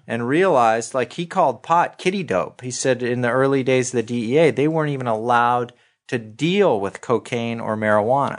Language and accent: English; Santa Monica, California, United States; I grew up in Santa Monica